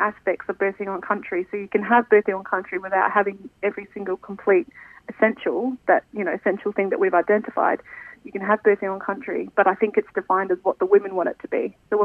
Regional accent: Alice Springs, Northern Territory, Australia; now in Canberra, Australia; I'm an Arante woman. I'm from Alice Springs and I'm currently living in Canberra.

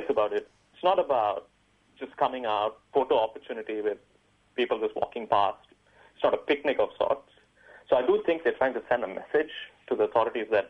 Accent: Malaysia; now in Melbourne, Australia; Malaysians who are based overseas now

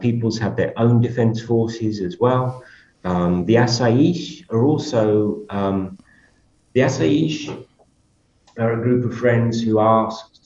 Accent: United Kingdom; moved away as an adult; I come from Britain and I've been in Europe a lot.

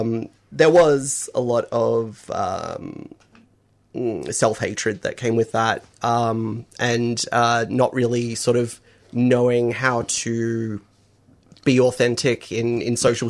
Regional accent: Eudunda, South Australia, Australia; I was born in Udunda Hospital. Grew up in the country town of Udunda.

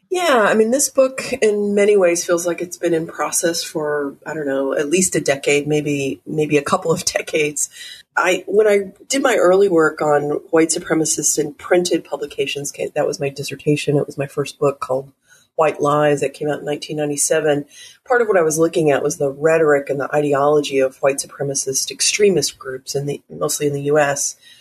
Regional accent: Texas, United States; now in New York City, United States; growing up in Texas and living in New York City

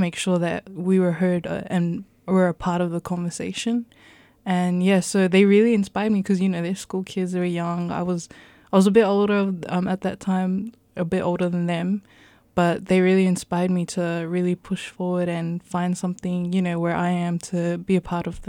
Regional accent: New Zealand; I'm of full Samoan descent, so I have Polynesian heritage from the Pacific. Both my parents were born in Samoa, whereas I was born in New Zealand, so I have that connection through my parents and my culture and heritage.

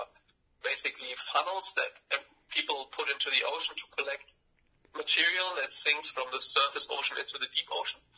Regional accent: Germany; I'm from Germany

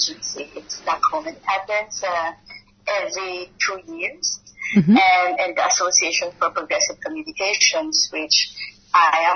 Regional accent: Philippines; I come from the Philippines

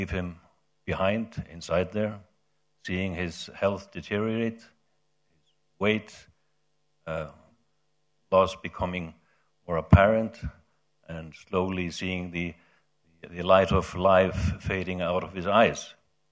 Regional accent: Iceland; my home country, Iceland

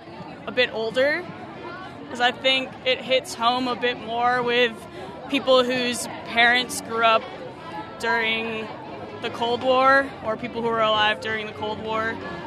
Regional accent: United States; moved away; I'm from America, you know, so growing up we learn all about all the times we bombed other countries.

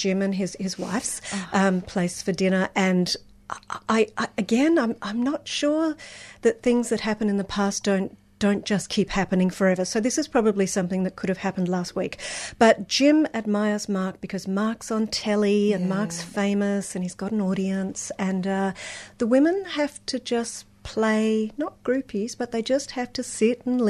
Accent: Brisbane, Queensland, Australia; moved away; I grew up in Brisbane.

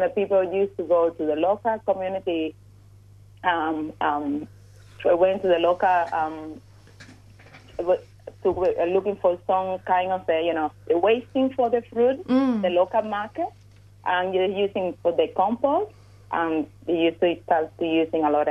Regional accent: Cuba; now in Australia; I was growing up in Cuba.

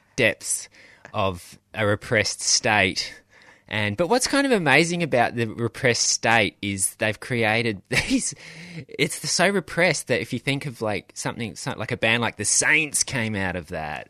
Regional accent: Australia; being Australian

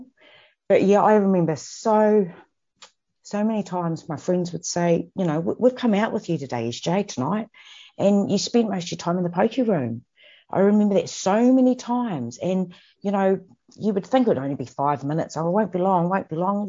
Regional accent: New Zealand; moved away as an adult; I'm from New Zealand originally

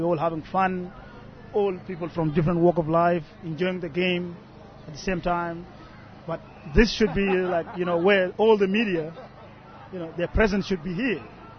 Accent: Australia; Like, you know, we're all Australian. That's what counts. We're all Australian.

